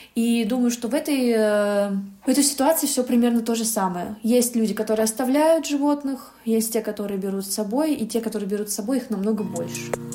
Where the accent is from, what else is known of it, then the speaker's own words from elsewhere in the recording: Yalta, Crimea, Ukraine; я родилась в Ялте